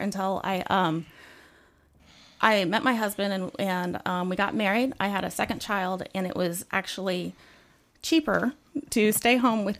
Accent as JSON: {"language": "English", "town": "Edmond", "region": "Oklahoma", "country": "United States", "tie": "born or raised there", "moved": "yes", "lives_now": "Chesapeake, United States", "said": "But I was born and raised a lot of my life in Oklahoma."}